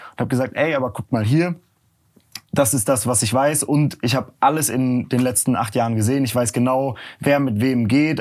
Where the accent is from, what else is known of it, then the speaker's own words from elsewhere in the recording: near Cologne, North Rhine-Westphalia, Germany; moved away as an adult; also born or lived in Berlin; dann bin ich nach Köln gegangen oder auch zurück in die Heimat. Ich komme aus der Nähe von Köln